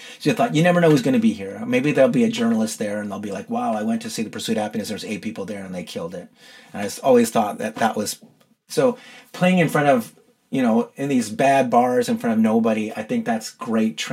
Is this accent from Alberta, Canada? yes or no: yes; Edmonton, Alberta, Canada; now in Toronto, Canada; I grew up in Edmonton where summer is like about 6.5 weeks long